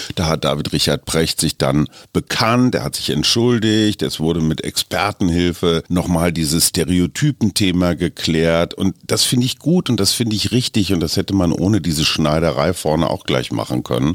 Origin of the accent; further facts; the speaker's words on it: Germany; als Deutsche